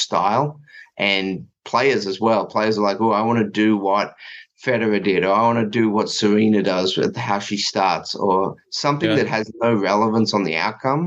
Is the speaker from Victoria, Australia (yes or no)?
yes; Melbourne, Victoria, Australia; moved away; I grew up in Melbourne, so I actually grew up about 10 or 15 minutes from the Australian Open.